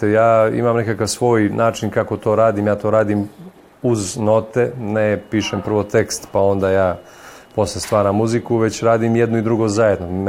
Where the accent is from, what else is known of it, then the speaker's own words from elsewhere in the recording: Montenegro; mi u Crnoj Gori